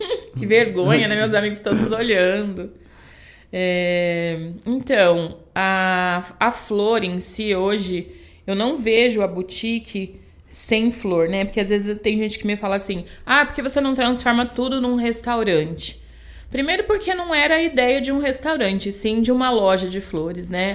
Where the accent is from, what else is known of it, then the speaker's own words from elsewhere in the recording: a small town near Bauru, São Paulo, Brazil; now in Indaiatuba, Brazil; lá a cidade que, ele, que eles moravam, que a gente morava, era do lado de Bauru, muito pequena